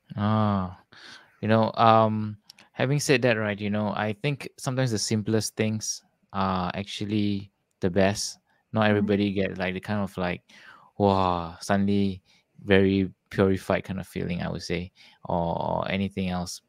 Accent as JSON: {"language": "English", "country": "Singapore", "said": "I'm from Singapore, somewhere in Southeast Asia, below Malaysia."}